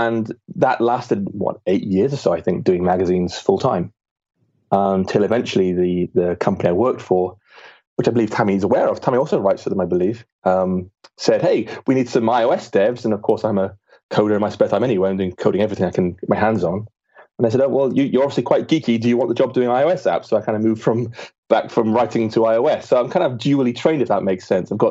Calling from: Bath, South West England, United Kingdom; A small town in England called Bath.

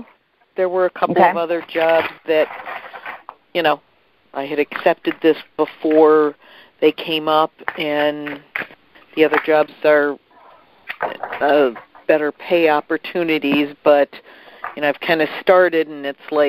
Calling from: Illinois, United States; Hi, this is … calling from Illinois.

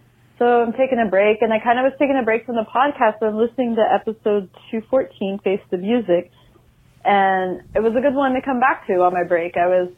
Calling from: Oregon, United States; Hi, Dory. Hi, Matt. Hi, Bo. … I'm calling from Oregon.

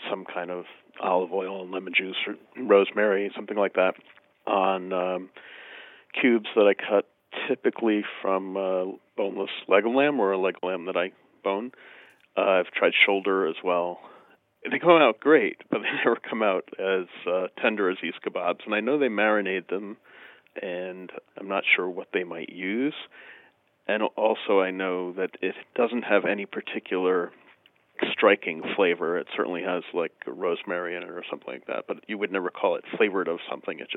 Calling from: Albany, New York, United States; Uh, near Albany, New York.

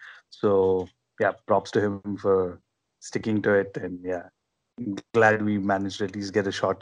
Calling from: India; we're calling up from India

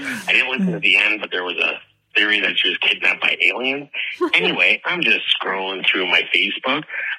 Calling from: Canada; by the way. I'm calling from Canada.

